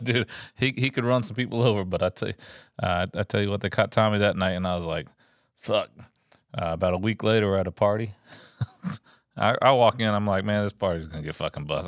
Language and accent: English; Texas, United States; I grew up in Texas